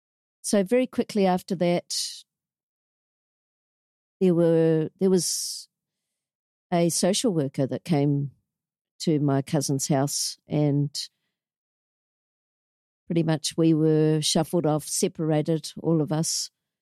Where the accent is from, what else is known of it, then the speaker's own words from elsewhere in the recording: Auckland, New Zealand; So I'm a Kiwi.